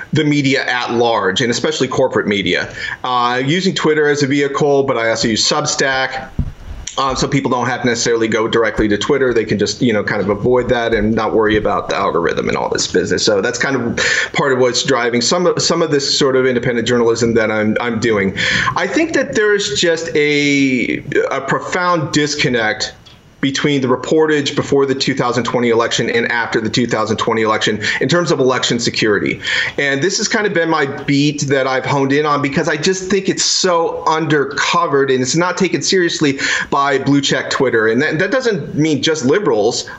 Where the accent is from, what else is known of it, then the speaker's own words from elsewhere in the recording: Iowa, United States; I'm from Iowa.